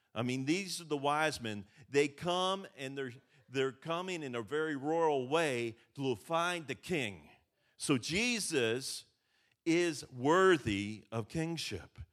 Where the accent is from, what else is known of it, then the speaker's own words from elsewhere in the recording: Western Pennsylvania, United States; I grew up in Western Pennsylvania, where I grew up, bushes were privacy